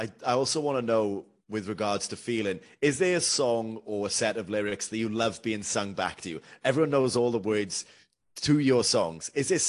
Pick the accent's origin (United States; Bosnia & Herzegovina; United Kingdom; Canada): United Kingdom; being British is, you know, summer is such a huge part of our culture.